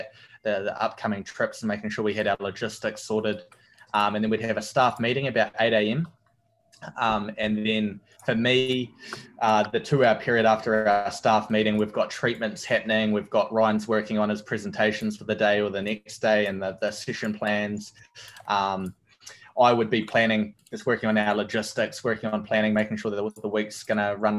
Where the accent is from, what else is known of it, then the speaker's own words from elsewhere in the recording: Dunedin, Otago, New Zealand; moved away; from Dunedin, a little place called Dunedin in New Zealand, down the bottom of the South Island